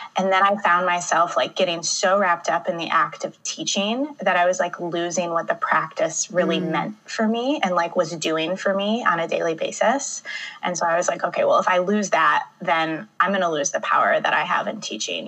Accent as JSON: {"language": "English", "region": "Michigan", "country": "United States", "tie": "born or raised there", "moved": "as an adult", "lives_now": "Chicago, United States", "said": "born and raised in Michigan"}